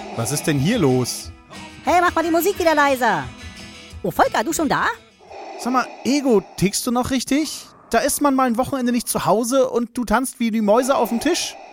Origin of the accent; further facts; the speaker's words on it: Germany; als Deutscher